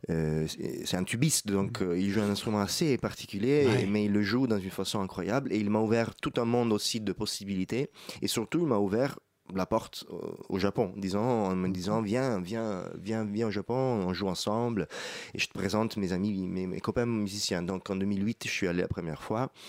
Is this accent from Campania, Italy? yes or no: no; Rome, Lazio, Italy; French is a second language; moi je viens d'Italie, de Rome, donc c'est la ville la plus belle du monde